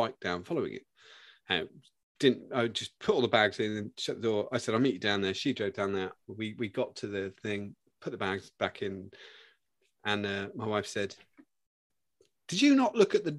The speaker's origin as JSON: {"language": "English", "country": "United Kingdom", "said": "being British"}